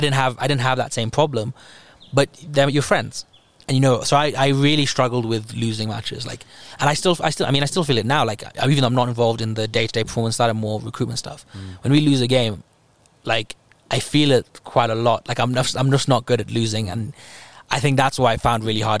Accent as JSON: {"language": "English", "country": "Kenya", "said": "as a Kenyan"}